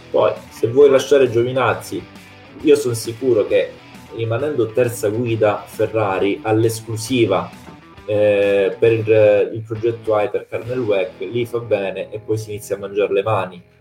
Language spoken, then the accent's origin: Italian; Calabria, Italy; io sono calabrese, siamo lì vicini